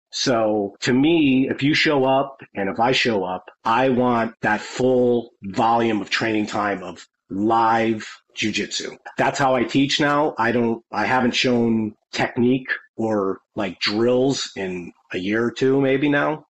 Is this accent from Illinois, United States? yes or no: no; Connecticut, United States; moved away as an adult; also born or lived in California; I'm from Connecticut, which I live now again.